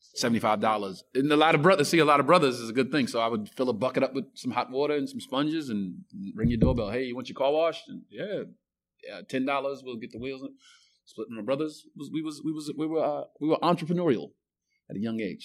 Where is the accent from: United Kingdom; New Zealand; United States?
United States; New York City, New York; When I grew up in Bed Stuy, it was probably the worst neighborhood in America